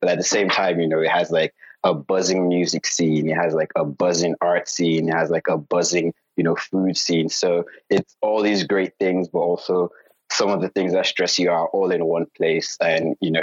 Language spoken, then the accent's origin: English; Lagos, Nigeria; also born or lived in Oklahoma, United States; now in Houston, United States; I'm from Nigeria, Lagos, Nigeria. And right now working in consulting in Houston.